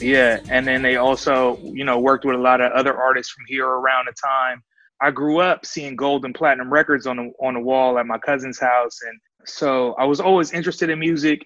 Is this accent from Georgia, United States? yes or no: no; Oakland, California, United States; from Havens Court, right between East 14th and MacArthur